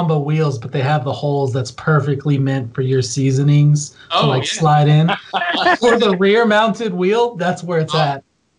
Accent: Florida, United States; I'm from Florida, I didn't really do much camping at all.

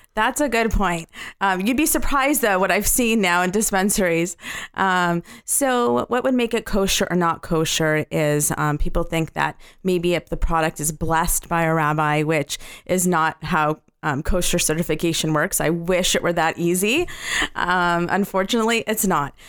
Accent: Los Angeles, California, United States; I'm from Los Angeles

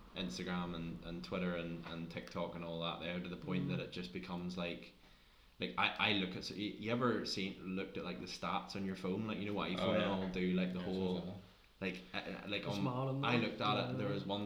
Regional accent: Northern Ireland, United Kingdom; we're from Northern Ireland

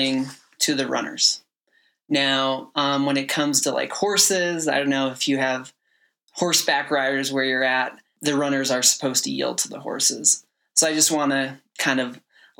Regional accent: Midwest, United States; moved away; also born or lived in Phoenix; Growing up in the Midwest, didn't have a whole lot

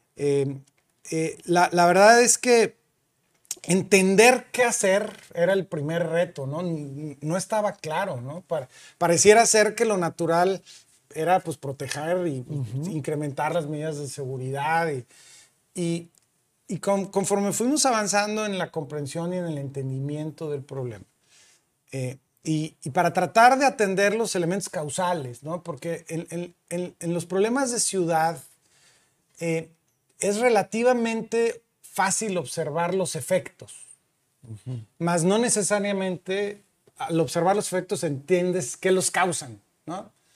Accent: San Luis Potosí, Mexico; moved away as an adult; now in Monterrey, Mexico; soy potosino, nací en San Luis Potosí, me vine a estudiar a Monterrey

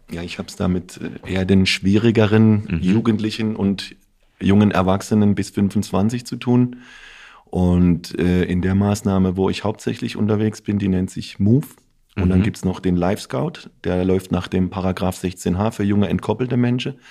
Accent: Offenburg, Baden-Württemberg, Germany; für mich ist Offenburg meine Heimat, aber ich habe auch eine Heimat in Italien

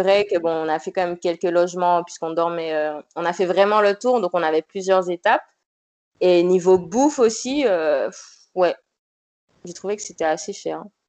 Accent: Martinique; je suis originaire de la Martinique

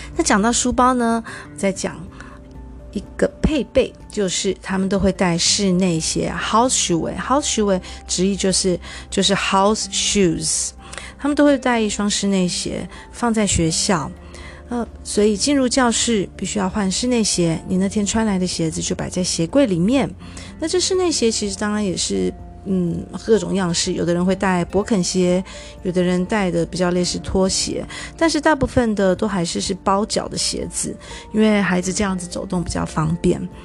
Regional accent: Taiwan; moved away; 至少就我这个年代吧，好像在台湾受教育的孩子会觉得

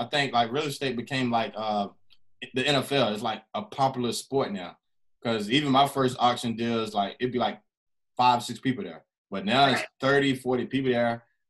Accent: Oxford, North Carolina, United States; also born or lived in Florida; now in Vero Beach, United States; because I'm originally from North Carolina. It's a small town called Oxford. It's real small, but it's so cheap.

